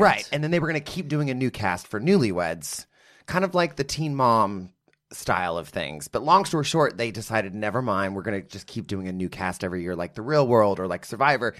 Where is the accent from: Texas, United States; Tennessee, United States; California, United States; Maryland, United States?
Texas, United States; Midland; also born or lived in Odessa, Texas; I grew up in Midland, Odessa, Texas